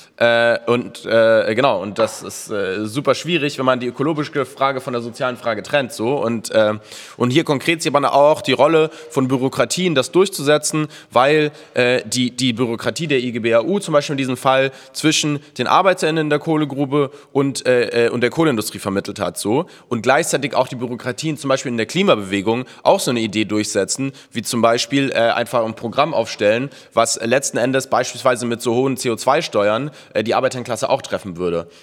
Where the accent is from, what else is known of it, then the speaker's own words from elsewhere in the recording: Munich, Bavaria, Germany; moved away; in München, wo ich herkomme